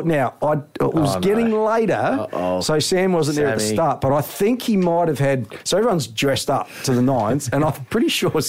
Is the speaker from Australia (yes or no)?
yes; Angaston, South Australia, Australia; I grew up in Angaston, Peter, in the main street, Murray Street.